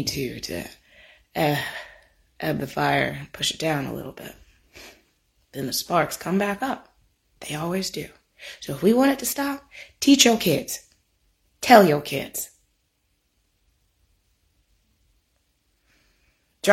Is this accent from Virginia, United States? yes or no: yes; Virginia, United States; if you're born and raised in Virginia